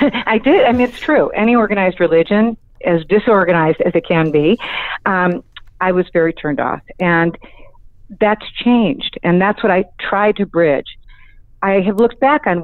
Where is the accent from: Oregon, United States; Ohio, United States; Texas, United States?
Ohio, United States; Cleveland; also born or lived in Arizona; now in Los Angeles, United States; I grew up in Cleveland, Ohio.